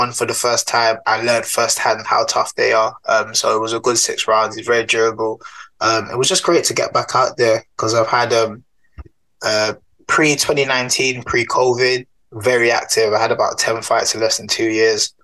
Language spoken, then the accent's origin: English; London, United Kingdom; moved away as an adult; now in Nottingham, United Kingdom; Grew up originally from Southeast London, a place you might have heard of called Peckham, as you can tell by my accent